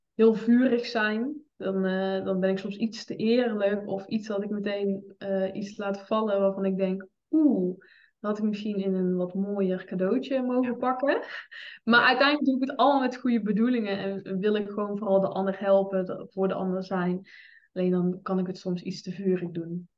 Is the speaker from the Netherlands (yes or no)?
yes; 's-Hertogenbosch, North Brabant, Netherlands; Ik ben 25 jaar, ik kom uit Den Bosch